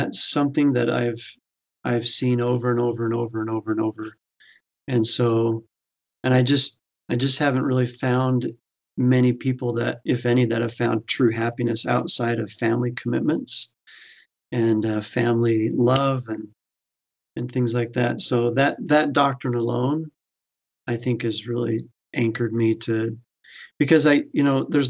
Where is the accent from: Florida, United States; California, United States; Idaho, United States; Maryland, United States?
Idaho, United States; Fruitland; I grew up in Idaho, and typically we do think of a lot of members of the church in Idaho, and there are in the eastern part of Idaho. But I was over in the Boise area in a small town called Fruitland, Idaho